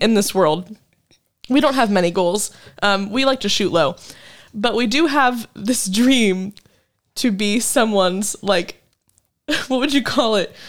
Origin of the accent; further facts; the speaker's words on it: Wichita, Kansas, United States; moved away as an adult; now in Fort Worth, United States; my hometown back in Kansas